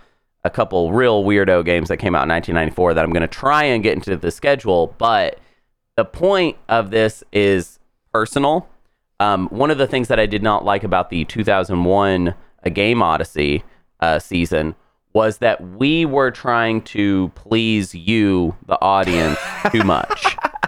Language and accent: English; United States; We're from America.